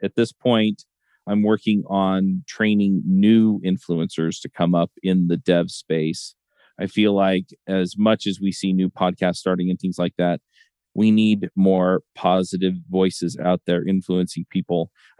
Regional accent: Utah, United States; I grew up here. I grew up in Utah County. I live in Utah County now.

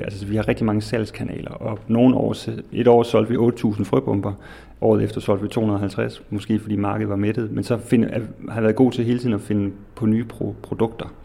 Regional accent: Odense, Southern Denmark, Denmark; moved away; har altid dyrket tomater med min familie derhjemme i Odense, hvor jeg kommer fra

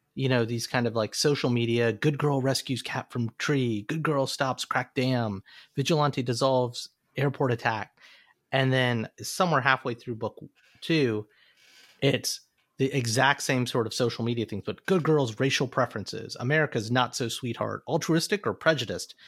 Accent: Alabama, United States; Growing up in Alabama

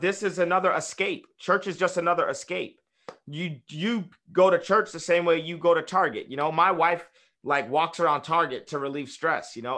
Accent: United States; we're just American

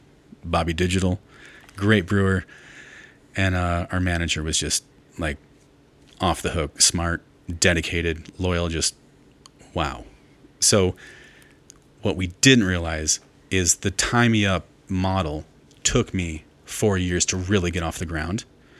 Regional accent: Jackson, Wyoming, United States; I'm a ski kid. I grew up in the Simpson house and the Rat Box, all the houses I lived in Jackson, in East Jackson

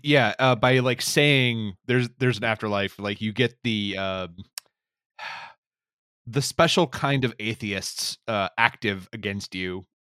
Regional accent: North Carolina, United States; I'm from North Carolina

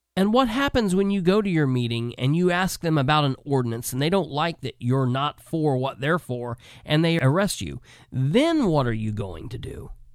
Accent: Muncie, Indiana, United States; now in Winchester, Indiana, United States; my hometown that I was born and raised in, Muncie

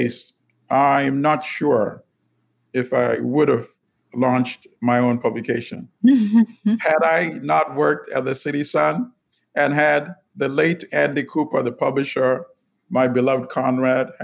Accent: Uganda; also born or lived in Bronx, New York, United States; now in New York, United States; I am from Uganda, born in Uganda. I live in the Bronx, New York, USA.

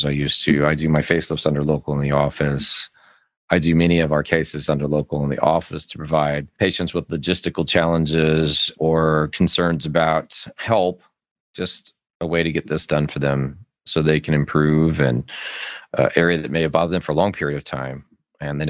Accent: Las Vegas, Nevada, United States; now in Austin, United States; I grew up in Las Vegas, Nevada, where nobody actually grows up.

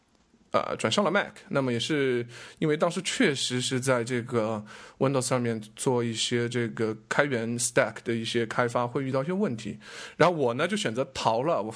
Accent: China; 从小从小在中国长大

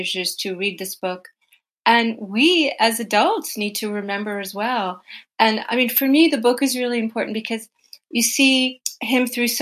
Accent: United States; I grew up in the United States

